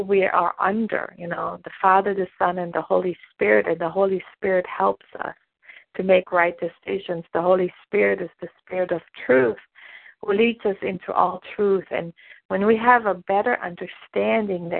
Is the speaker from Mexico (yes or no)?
no; Germany; moved away as an adult; now in United States; I was born and raised in Germany